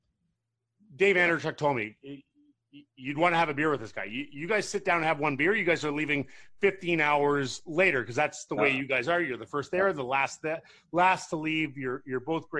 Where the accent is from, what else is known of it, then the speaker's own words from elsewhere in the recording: Ottawa, Ontario, Canada; I grew up in Ottawa